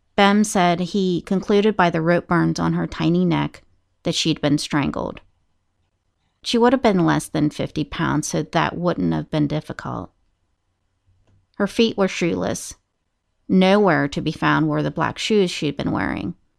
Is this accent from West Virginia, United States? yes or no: yes; Moundsville, West Virginia, United States; the Moundsville State Penitentiary, which is my hometown.